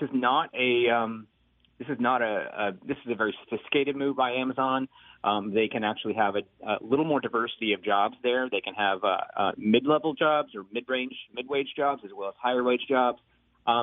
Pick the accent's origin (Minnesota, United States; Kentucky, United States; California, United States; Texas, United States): Kentucky, United States; Louisville; I grew up in Louisville, Kentucky